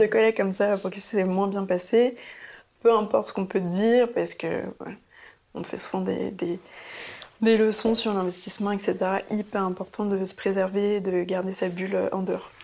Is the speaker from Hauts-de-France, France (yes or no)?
no; Paris, Île-de-France, France; also born or lived in Antwerp, Belgium; j'ai grandi à Paris, dans le 12e